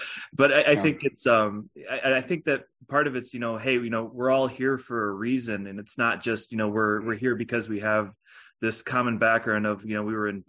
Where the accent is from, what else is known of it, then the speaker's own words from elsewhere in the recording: Maryville, United States; I play drums. I'm from Maryville